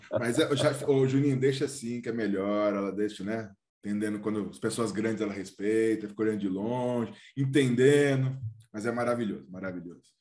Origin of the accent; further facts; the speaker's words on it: Ribeirão Preto, São Paulo, Brazil; Eu sou o …, sou de Ribeirão, sou também. Não sou o orgulho de Ribeirão, mas sou de lá.